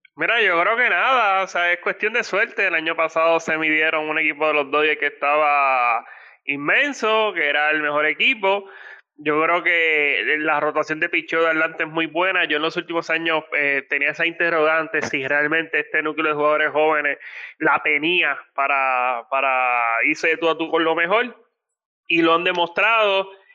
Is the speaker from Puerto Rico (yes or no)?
yes; Puerto Rico; como puertorriqueño